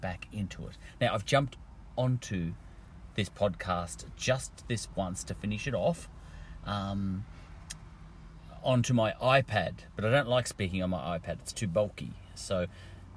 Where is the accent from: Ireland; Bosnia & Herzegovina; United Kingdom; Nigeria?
Ireland; now in Australia; me just being an Irish smart ass